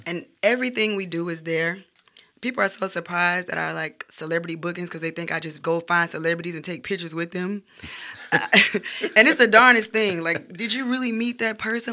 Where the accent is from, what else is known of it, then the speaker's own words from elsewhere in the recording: Birmingham, Alabama, United States; moved away as an adult; also born or lived in Graysville, Alabama / Roebuck, Alabama / Center Point, Alabama; now in Atlanta, United States; I'm born and raised here